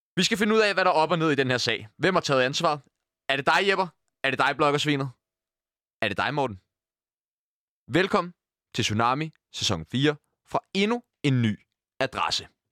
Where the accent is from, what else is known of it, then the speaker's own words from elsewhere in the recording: Copenhagen, Capital Region of Denmark, Denmark; Nu er jeg jo så fra Nørrebro